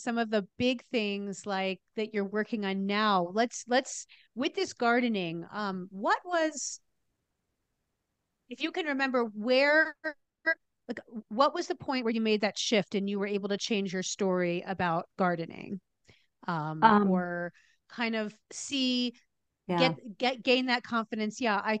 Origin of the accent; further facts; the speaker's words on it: New Jersey, United States; I grew up in New Jersey. That's where you are, right?